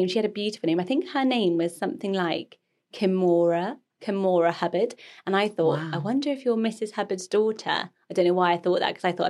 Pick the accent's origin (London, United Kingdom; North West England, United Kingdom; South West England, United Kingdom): South West England, United Kingdom; Swindon; I was born in Swindon